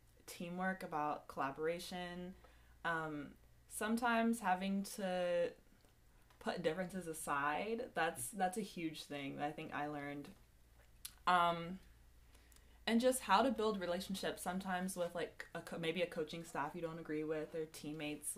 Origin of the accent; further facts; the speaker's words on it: Virginia, United States; moved away as an adult; now in California, United States; I'm from Virginia